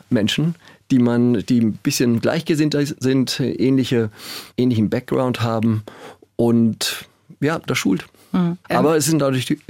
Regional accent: Schleswig-Holstein, Germany; Also groß geworden in Schleswig-Holstein, da wir seit Jahrhunderten einen Besitz in Schleswig-Holstein haben

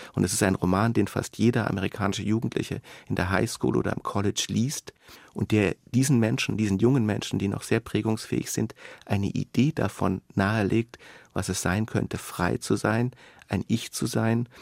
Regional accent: Karlsruhe, Baden-Württemberg, Germany; also born or lived in Freiburg; ich bin in Freiburg geboren, aber nicht in Freiburg aufgewachsen, sondern in Karlsruhe, einer Stadt, die nicht weit davon entfernt ist

